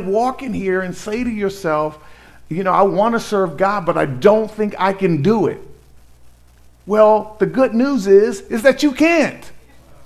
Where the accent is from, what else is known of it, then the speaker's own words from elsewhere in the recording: Inglewood, California, United States; I grew up in Inglewood, California, predominantly black community